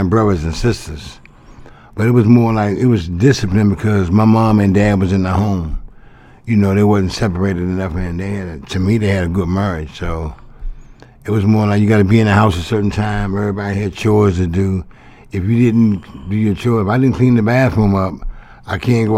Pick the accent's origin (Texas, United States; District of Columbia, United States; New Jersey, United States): District of Columbia, United States; Washington; I grew up on Capitol Hill. I lived on 822 G Street Southeast, right across from the Marine Barracks